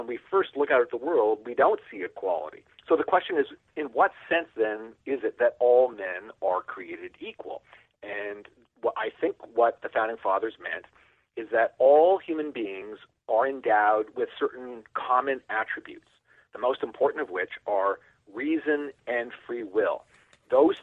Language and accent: English; Niagara Falls, Ontario, Canada; moved away as an adult; now in United States; When I was about 7 or 8 years old, living in Niagara Falls, Ontario, Canada